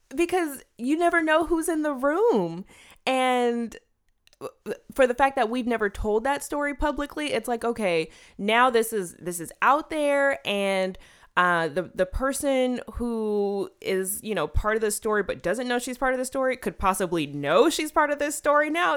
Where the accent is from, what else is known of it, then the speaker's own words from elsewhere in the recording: California, United States; moved away; I was living in California at the time. I'm from California.